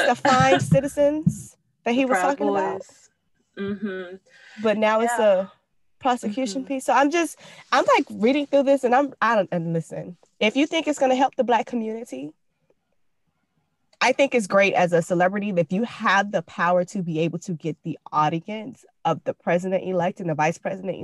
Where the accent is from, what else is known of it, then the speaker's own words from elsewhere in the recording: Florida, United States; now in Georgia, United States; I'm from Florida where we have hurricane parties